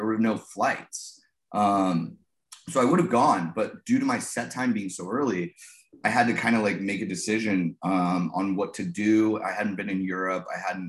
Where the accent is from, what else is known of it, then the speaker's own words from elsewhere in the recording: United States; also born or lived in Los Angeles; as an American